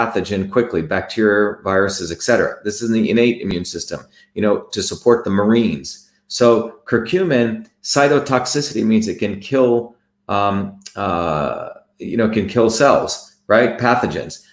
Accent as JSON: {"language": "English", "region": "New Jersey", "country": "United States", "tie": "born or raised there", "said": "I came to the United States and I found out growing up in New Jersey"}